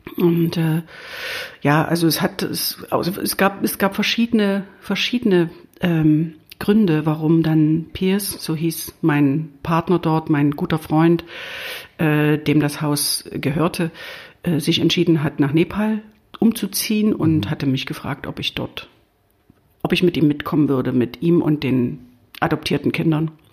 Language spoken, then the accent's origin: German; East Germany, Germany; wie man ja unschwer hört, äh, bin ich im Osten aufgewachsen und war gerade 20 geworden, als die Mauer fiel